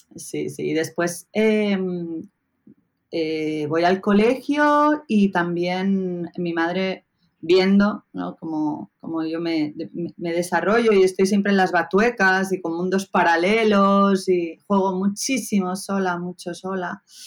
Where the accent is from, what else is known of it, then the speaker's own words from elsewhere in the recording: Pontevedra, Galicia, Spain; also born or lived in Barcelona; Crezco en el, barrio de, Los Algueiriños, en Pontevedra